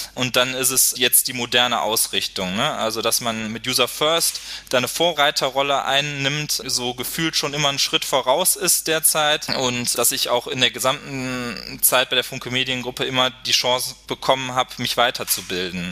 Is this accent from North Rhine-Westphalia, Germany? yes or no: yes; Duisburg, North Rhine-Westphalia, Germany; in Duisburg, meiner Heimatstadt, als stellvertretender Lokalchef